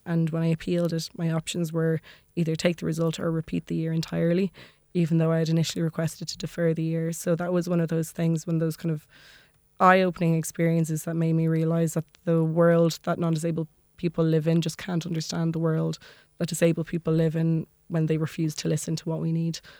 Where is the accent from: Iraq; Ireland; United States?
Ireland; Maynooth, Leinster; also born or lived in Dublin; I grew up in Maynooth